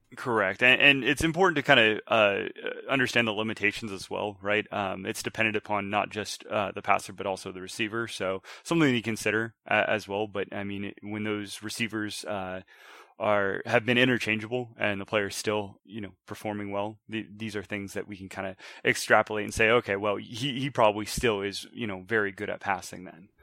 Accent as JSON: {"language": "English", "region": "Washington", "country": "United States", "tie": "born or raised there", "also_born_or_lived": "Montgomery, Alabama", "moved": "as an adult", "said": "I grew up in Washington, um, r, joined the military, uh, came back."}